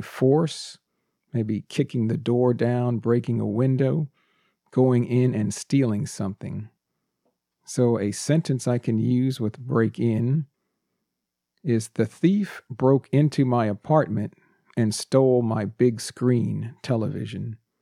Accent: United States; first language English; also born or lived in Texas; I'm a native English speaker, born and raised in the United States

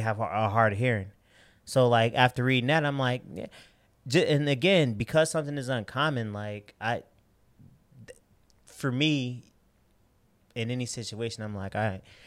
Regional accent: Chicago, Illinois, United States; I'm from South Side of Chicago

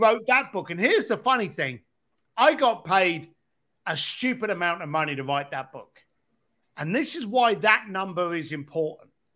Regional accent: London, United Kingdom; growing up in East London on a building site

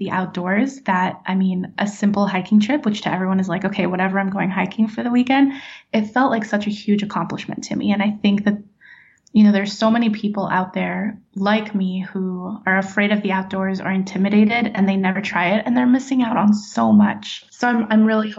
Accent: California, United States; also born or lived in Nashville, Tennessee; now in Florida, United States; I grew up in California and lived in Nashville for a long time

